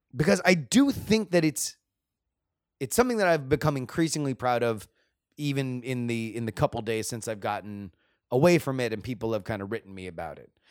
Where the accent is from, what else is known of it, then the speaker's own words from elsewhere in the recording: South Florida, United States; I grew up in South Florida. I was in high school when all of this happened in my backyard